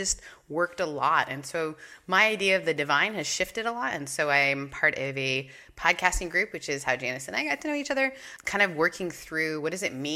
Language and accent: English; Canada; moved away; also born or lived in the Southern United States; I grew up in Canada and moved to the South